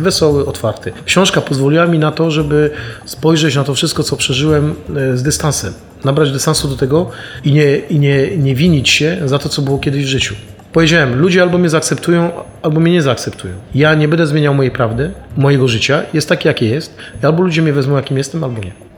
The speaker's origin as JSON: {"language": "Polish", "country": "Poland", "moved": "as an adult", "lives_now": "France"}